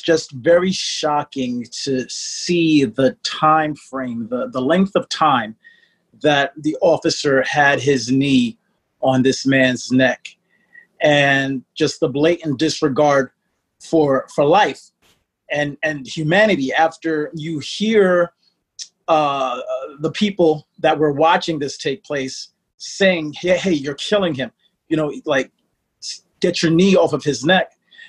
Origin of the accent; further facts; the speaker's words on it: United States; My background is, my father is from Bombay, Mumbai, India, and my mother is a black Caribbean woman from St. Kitts, and I was born here in the States.